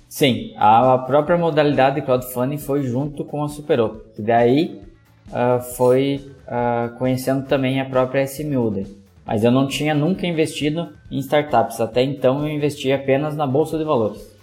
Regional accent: Joaçaba, Santa Catarina, Brazil; sou da cidade de Joaçaba, no meio oeste de Santa Catarina

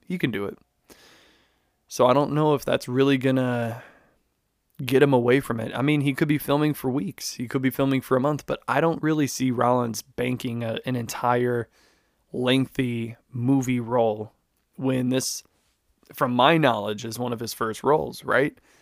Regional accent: Chicago, Illinois, United States; I'm from Chicago, born and raised

